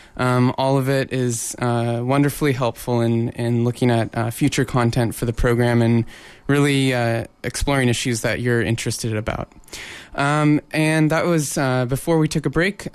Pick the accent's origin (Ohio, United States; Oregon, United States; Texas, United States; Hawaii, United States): Oregon, United States; Portland; now in Vancouver, Canada; I grew up in Portland, Oregon, and we have um, Pioneer Courthouse Square